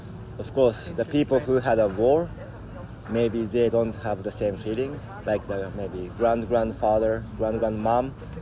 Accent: Hiroshima, Japan; English is a second language; moved away as an adult; also born or lived in Yamaguchi, Japan / Fukuoka, Japan; now in Germany; I'm from Japan, Hiroshima. I grew up in Japan and spent most of the time in Hiroshima till the age of 18. And I went to university to next prefecture called Yamaguchi.

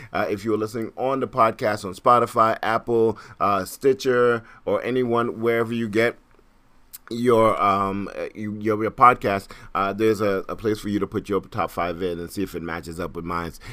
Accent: Trinidad & Tobago; also born or lived in Brooklyn, New York; now in New York City, United States; I am Caribbean, I'm from Trinidad.

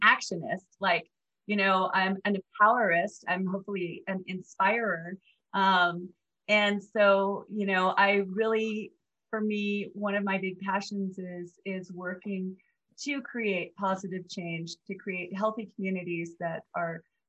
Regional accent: Black Mesa, Arizona, United States; I'm originally from Black Mesa in Arizona

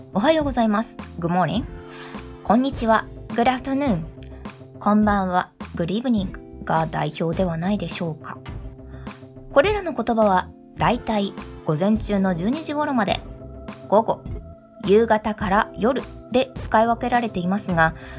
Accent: Japan; 私のようなずっと日本に住んでいる人

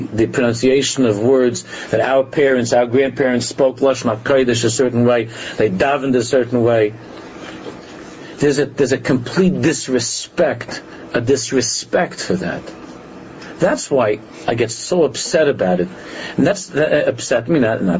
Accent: New York, United States; When we grew up in New York, I didn't go to a yeshiva

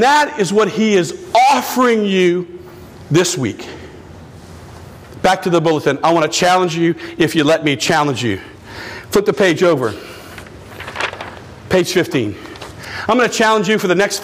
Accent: Houma, Louisiana, United States; I'm from Houma

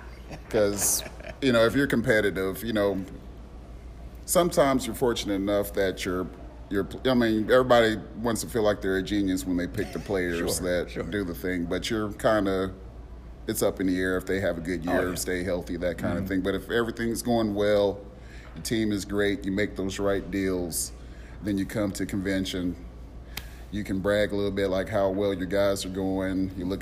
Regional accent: Indianapolis, Indiana, United States; now in Nashville, United States; Indianapolis. from Indy, but I live in Nashville, Tennessee.

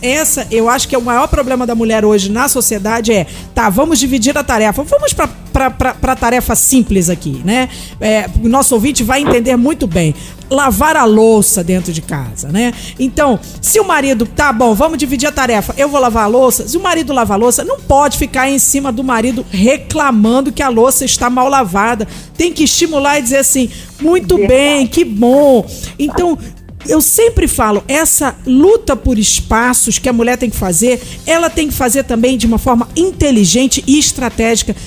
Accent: Rio de Janeiro, Brazil; now in Brasília, Brazil; Eu que sou carioca

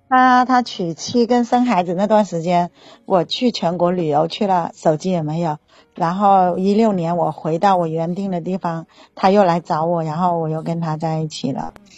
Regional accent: Guangdong, China; 我是广东的哈嗯，他是浙江的嗯。然，然后在我们广东人的意思里面没有生孩子，感觉就好像没有权利可以结婚

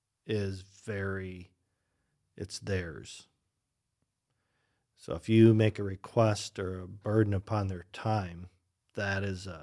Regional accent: Oregon, United States; now in Michigan, United States; Growing up in Oregon, they had no conception of another church of any stripe.

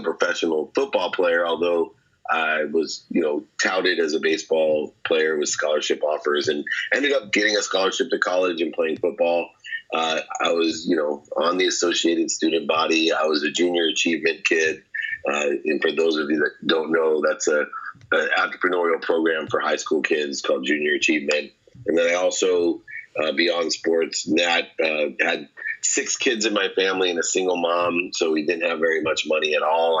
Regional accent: San Diego, California, United States; also born or lived in Akron, Ohio; when I was 17, 18, I was living in San Diego, although I was born in Akron, Ohio

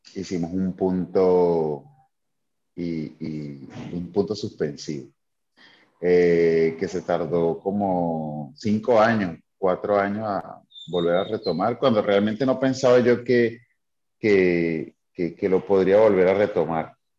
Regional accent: Caracas, Capital District, Venezuela; moved away as an adult; now in Tulum, Mexico; yo soy venezolano, soy de Caracas. Eh, soy de, sí, de Caracas, de un barrio que se llama Pinto Salinas

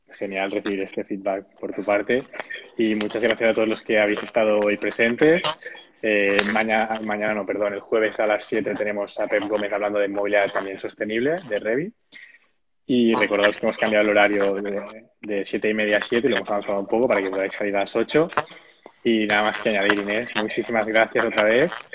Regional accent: Sabadell, Catalonia, Spain; Yo soy de Sabadell también

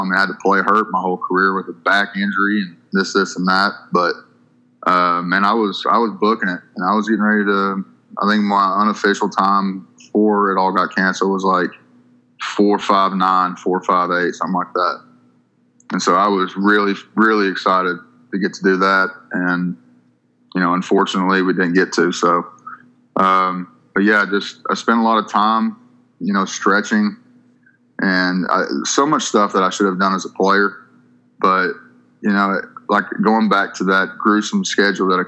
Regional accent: Paintsville, Kentucky, United States; I'm from a really small town in southeastern Kentucky in the Appalachian Mountains, called Paintsville, Kentucky.

